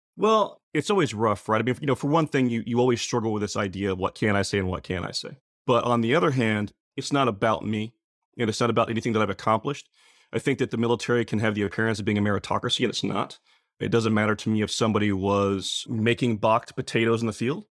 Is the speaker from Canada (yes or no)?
no; Muskogee, Oklahoma, United States; I grew up in Muskogee Ca-, uh, Muskogee, Oklahoma